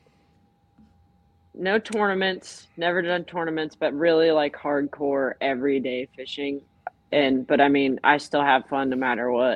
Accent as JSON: {"language": "English", "region": "Northwest Pennsylvania", "country": "United States", "tie": "born or raised there", "said": "I'm from Northwest PA. Been here my whole life"}